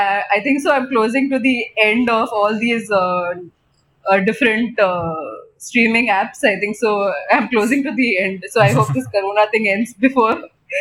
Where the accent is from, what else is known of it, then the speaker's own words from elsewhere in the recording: Mumbai, Maharashtra, India; I've been born and brought up in Mumbai all my life